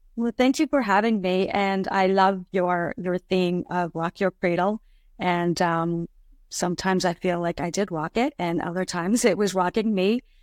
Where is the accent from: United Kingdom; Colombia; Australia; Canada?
Canada; Ottawa, Ontario; moved away as an adult; now in Niagara region, Canada; I grew up around the Ottawa area